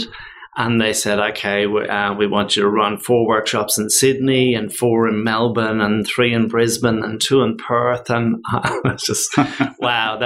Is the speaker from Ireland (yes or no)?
yes; Dublin, Leinster, Ireland; moved away as an adult; now in Australia; I'm originally from Dublin, Ireland. I came out to Australia 25 years ago, so I've just crossed that line where I've been 25 years in Ireland and 25 years in Australia